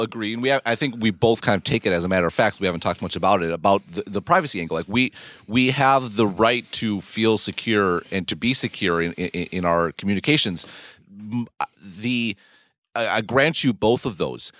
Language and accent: English; United States; moved away